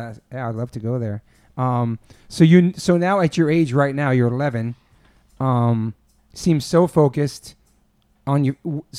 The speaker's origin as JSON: {"language": "English", "region": "East Coast", "country": "United States", "tie": "born or raised there", "moved": "yes", "lives_now": "California, United States", "said": "I grew up on the East Coast."}